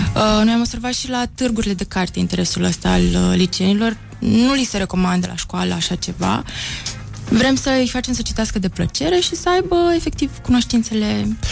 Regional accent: Brăila, Brăila County, Romania; Sunt și din Brăila

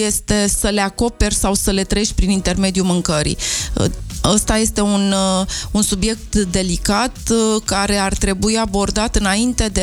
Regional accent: Romania; noi ca români atât de mult ne place mâncarea

